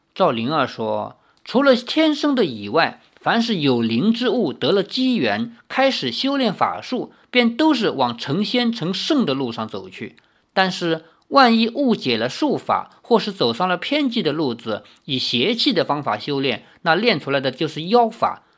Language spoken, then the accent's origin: Chinese; China; 我们中国还有土生土长的道教